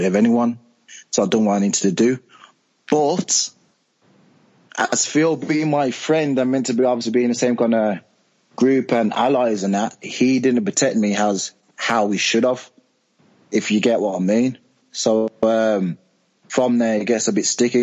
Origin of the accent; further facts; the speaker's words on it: Birmingham, West Midlands, United Kingdom; I'm from Birmingham, so I've got like a different accent from the rest of the cast members.